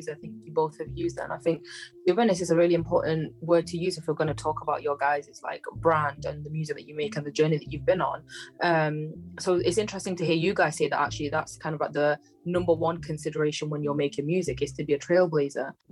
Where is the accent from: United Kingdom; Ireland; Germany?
United Kingdom; I'm not Punjabi but I'm obviously South Asian I'm British Asian